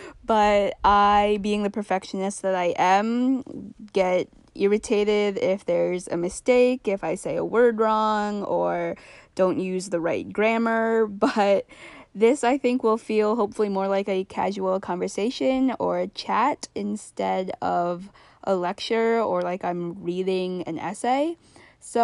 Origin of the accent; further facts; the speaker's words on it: Vermont, United States; I'm back in my home state of Vermont.